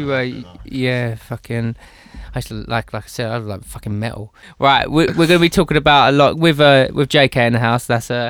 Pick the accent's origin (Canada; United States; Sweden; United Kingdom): United Kingdom; Grays, East of England; my hometown of Grays